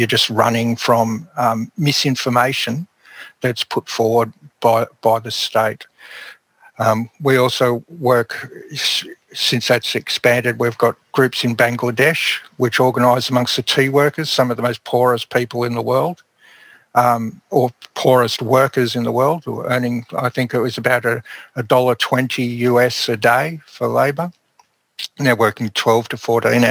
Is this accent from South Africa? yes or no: no; Melbourne, Victoria, Australia; I grew up in Melbourne